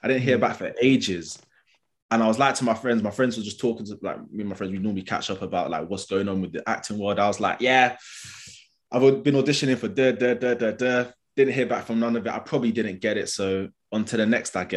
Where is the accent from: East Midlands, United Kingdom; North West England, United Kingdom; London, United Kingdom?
London, United Kingdom; accent: London; I've got a London accent, growing up in London